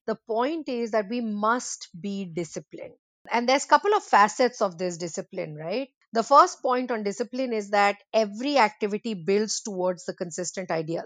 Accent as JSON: {"language": "English", "country": "India", "moved": "yes", "said": "I'm from India originally"}